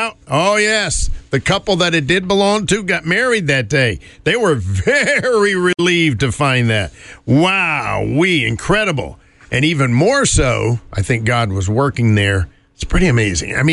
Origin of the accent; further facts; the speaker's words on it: North Carolina, United States; moved away; riding in the back of the bus in my home state